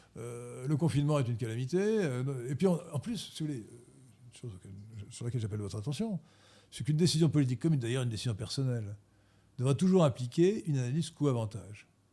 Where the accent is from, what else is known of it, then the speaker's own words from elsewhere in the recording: Gallo Brittany, France; je suis de la Bretagne galote